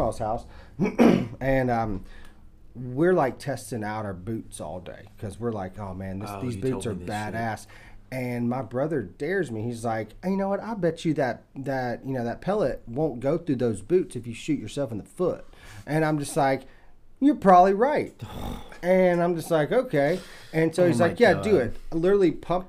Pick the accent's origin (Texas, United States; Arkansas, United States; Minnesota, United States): Texas, United States; East; I grew up out in East Texas when I was like really young